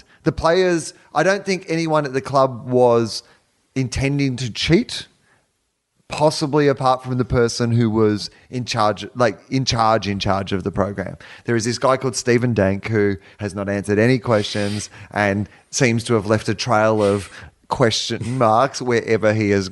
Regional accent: Victoria, Australia; moved away; also born or lived in Canberra; I'm from Victoria.

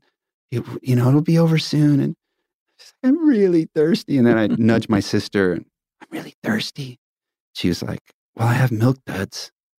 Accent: New York, United States; born there; So I was born on Long Island in New York, and I'll never forget this.

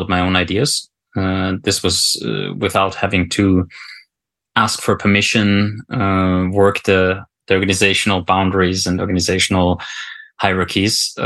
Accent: Austria; moved away as an adult; also born or lived in South Africa / Afghanistan; now in Norway; I'm not Norwegian originally, so I'm from Austria

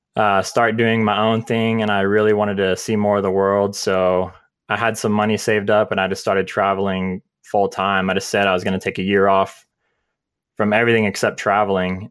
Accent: San Diego, California, United States; moved away as an adult; now in Utah, United States; I grew up in San Diego, California, and I moved out here, uh, in twenty, twenty twelve

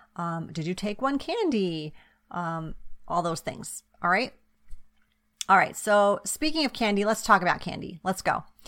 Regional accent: East Coast, United States; now in West Coast, United States; I grew up on the East Coast. Now I live on the West Coast

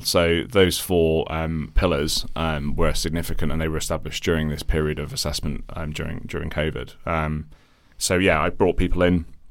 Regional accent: Midlands, United Kingdom; accent: British sounding; moved away as an adult; also born or lived in Ireland; now in London, United Kingdom; I'm Irish originally, um, country to my accent. I moved here when I was quite young. Um, and, uh, to a sort of a scrappy part of, uh, the Midlands, uh, here in, here in the U K

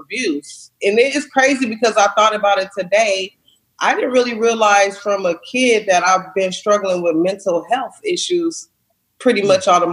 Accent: Los Angeles, California, United States; I'm from Watts, California, and I grew up in a really, really tough part. Watts is in Los Angeles

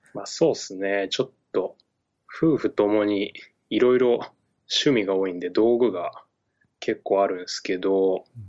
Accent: Shimane, Japan; now in Tokyo, Japan; 俺の地元、まあ、島根県の超ど田舎の地元

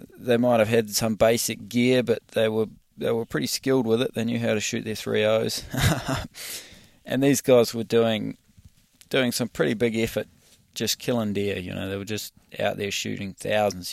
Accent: New Zealand; in New Zealand, we've got a lot of public land, but we don't have a lot of ma, uh, a lot of money to manage it properly.

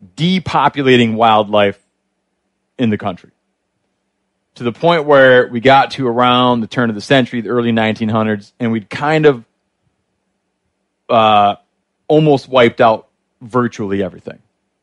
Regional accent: Great Lakes, United States; I think it, like where I grew up in the Great Lakes, the non-natives you don't want are getting almost as numerous as the non-natives people did want.

